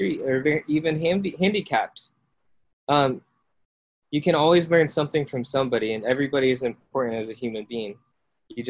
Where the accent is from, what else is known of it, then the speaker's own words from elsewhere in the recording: Iowa, United States; also born or lived in South Korea; I was born in South Korea and then adopted by my parents in the States. And then I grew up in Iowa